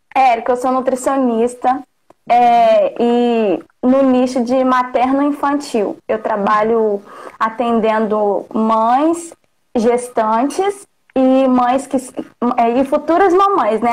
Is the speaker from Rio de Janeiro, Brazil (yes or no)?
yes; Porciúncula, Rio de Janeiro, Brazil; also born or lived in Belford Roxo / Natividade; Eu nasci em Porciúncula